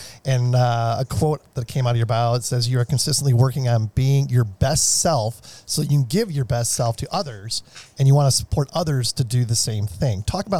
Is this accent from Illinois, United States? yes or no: yes; Chicago, Illinois, United States; I grew up in Chicago, and when I was as I was growing up in Chicago, we spent a lot of time in Michigan, South Haven, you know, Traverse City, and those areas.